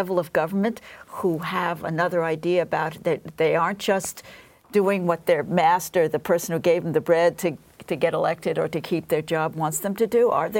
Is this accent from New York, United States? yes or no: yes; New York City, New York, United States; as a New Yorker